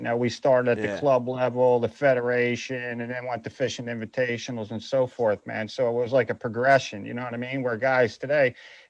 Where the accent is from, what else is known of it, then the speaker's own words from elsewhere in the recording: Northeast, United States; because I'm from the Northeast, I never fished the place in my life, dude.